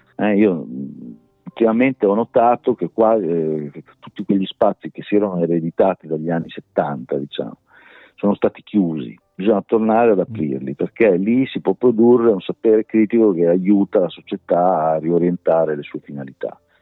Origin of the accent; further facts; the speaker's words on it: Rimini, Emilia-Romagna, Italy; io sono riminese